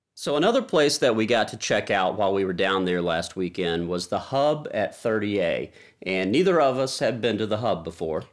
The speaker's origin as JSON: {"language": "English", "town": "Nashville", "region": "Tennessee", "country": "United States", "said": "we're from Nashville, Music City"}